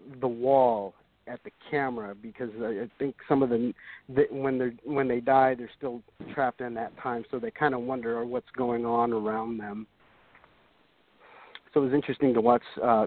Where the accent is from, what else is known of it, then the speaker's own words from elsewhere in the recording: Southwest, United States; I come from the Southwest